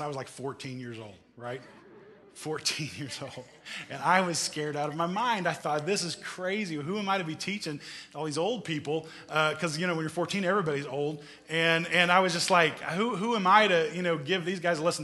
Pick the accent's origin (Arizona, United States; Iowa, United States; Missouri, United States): Missouri, United States; growing up in Missouri.